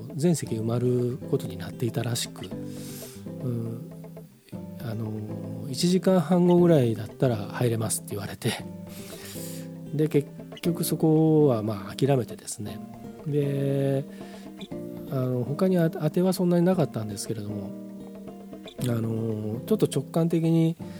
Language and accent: Japanese; Hamamatsu, Shizuoka, Japan; moved away; 僕の実家の方もあの避難勧告とかなんか警報が出て携帯のあのアラームが鳴りっぱなしだったという話を聞きましたけれどもまああの冠水するとねあのうちの近所もそうなんですけど街中も冠水するとえらいことになるんですよ浜松って。